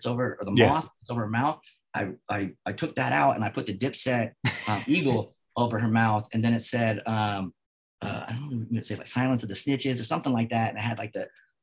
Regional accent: Vallejo, California, United States; I'm from Vallejo

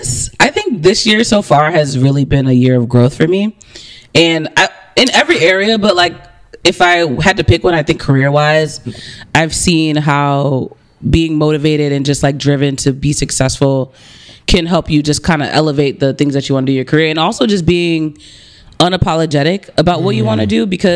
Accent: New Jersey, United States; now in Boston, United States; I'm from New Jersey. I'm not gonna lie. What am I gonna lie about? I am a proud Jersey girl.

